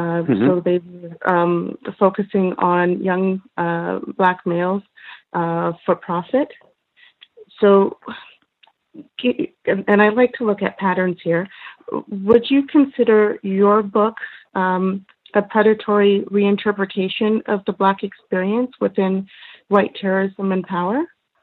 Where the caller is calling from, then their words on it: Canada; I am calling from Canada